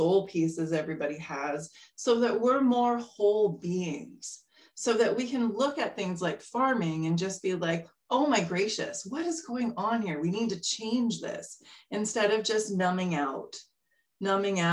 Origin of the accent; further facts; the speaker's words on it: Winnipeg, Manitoba, Canada; now in Victoria, Canada; I'm from Winnipeg, Manitoba